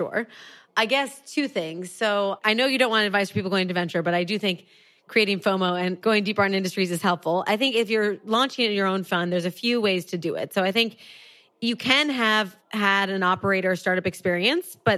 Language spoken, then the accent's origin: English; Wisconsin, United States; I am originally from Wisconsin, middle of the US